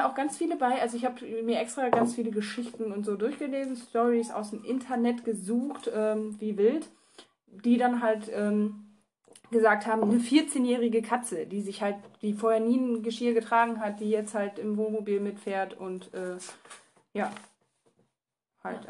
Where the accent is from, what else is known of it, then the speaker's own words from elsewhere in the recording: Bad Laer, Lower Saxony, Germany; also born or lived in near Osnabrück; ich komme halt aus dem Landkreis, aus einem Dörfchen, was Bad La heißt.